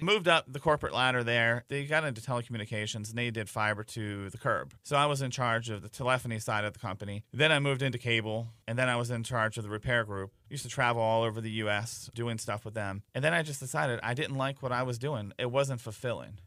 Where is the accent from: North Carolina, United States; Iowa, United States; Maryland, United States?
Maryland, United States; Baltimore; moved away as an adult; also born or lived in Carroll County, Maryland / Montgomery County, Maryland; now in Frederick, United States; born and raised in Baltimore